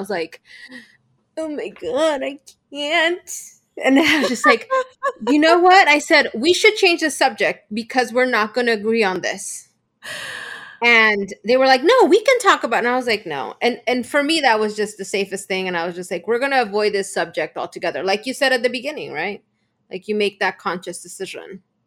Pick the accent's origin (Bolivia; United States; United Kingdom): Bolivia; I come from Bolivia, um, and our culture is much more traditional